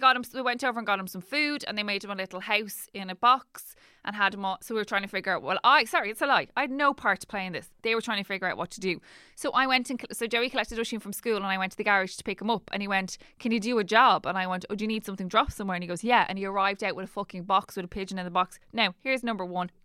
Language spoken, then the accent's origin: English; Dublin, Leinster, Ireland; I'm from Dublin